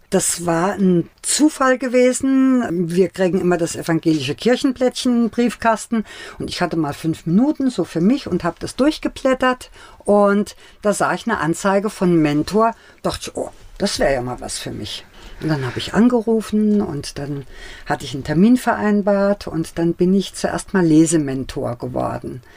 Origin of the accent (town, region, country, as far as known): Bildstock, Saarland, Germany; born or raised there; also born or lived in Bad Godesberg; now in Mainz, Germany